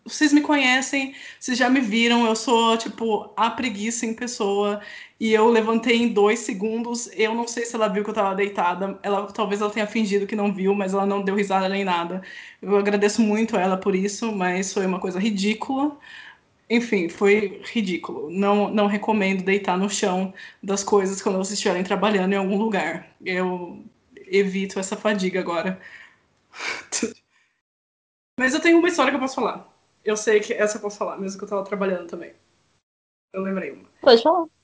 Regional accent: Campinas, São Paulo, Brazil; Eu sou de Campinas

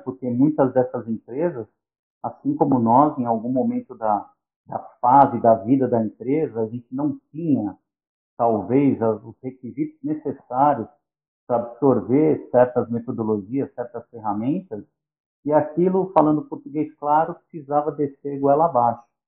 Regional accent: São Paulo, Brazil; now in São Bernardo do Campo, Brazil; Eu nasci em São Paulo, nasci em Moema, e morei em Moema até os 11 anos, depois fui para o Jardim Aeroporto, onde eu fiquei

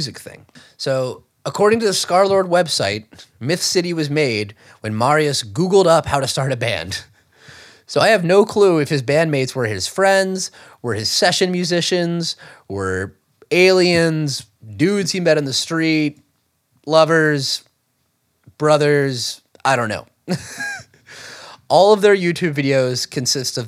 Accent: Alexandria, Louisiana, United States; my hometown in Alexandria, Louisiana

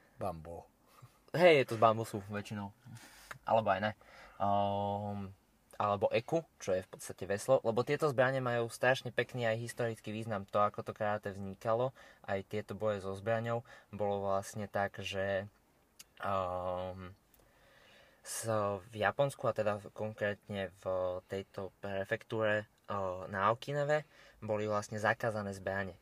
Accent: Slovakia; ja som bol zo Slovenska zvyknutý

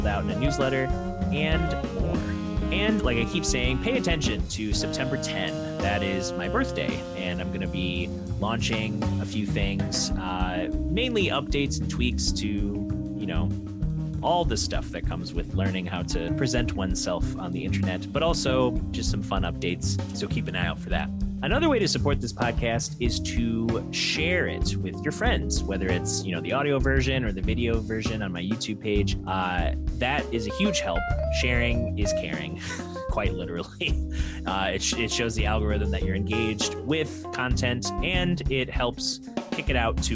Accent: Michigan, United States; being in Michigan and growing up in Michigan

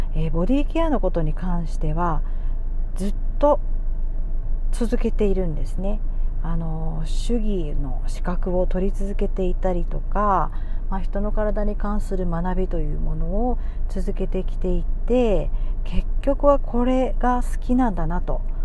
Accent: Miyazaki, Japan; also born or lived in Osaka / Chiba / Tokyo; 宮崎県生まれで宮崎県育ち

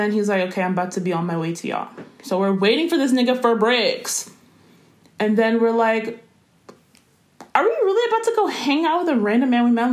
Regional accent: Washington, District of Columbia, United States; we're from D.C., so we're not from here

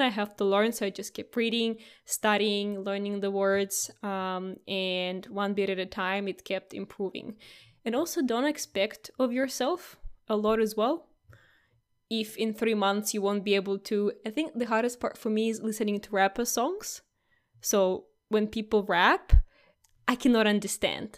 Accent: Russia; English is a second language; now in Australia; I was never called Russian from the first go.

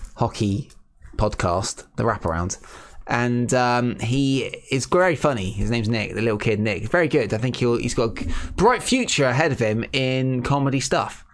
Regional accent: England, United Kingdom; being English people

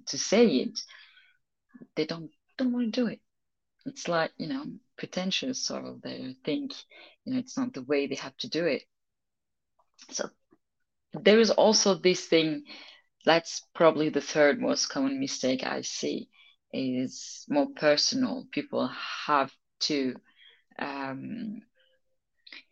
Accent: France; accent: French; English is a second language; I have an accent. I have definitely French accent

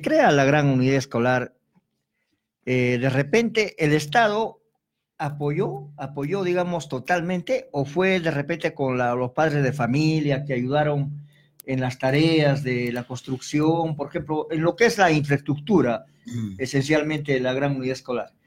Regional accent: Arequipa, Peru; Nosotros los arequipeños

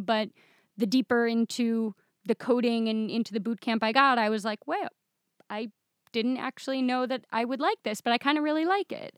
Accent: Michigan, United States; moved away as an adult; now in Israel; I grew up in Michigan

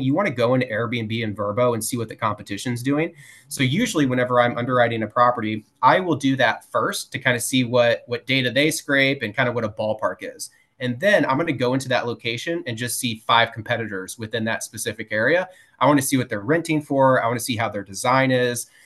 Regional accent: St. Louis, Missouri, United States; moved away as an adult; now in Jacksonville, United States; we're originally from St. Louis, Missouri.

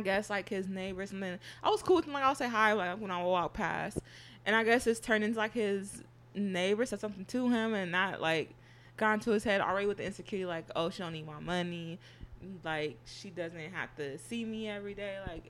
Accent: Berkeley, California, United States; I'm from Berkeley

